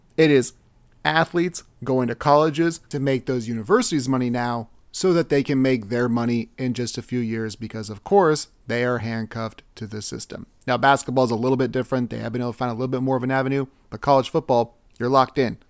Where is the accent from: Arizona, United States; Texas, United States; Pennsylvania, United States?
Texas, United States; me being born in Texas